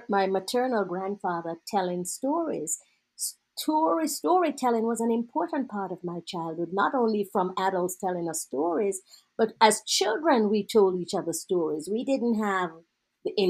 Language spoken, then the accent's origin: English; Jamaica; moved away; also born or lived in California; I grew up in Jamaica in a black society